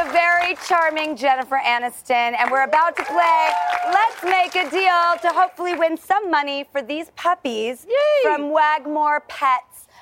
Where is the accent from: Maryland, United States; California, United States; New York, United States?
California, United States; Los Angeles; We are here in my hometown of Hollywood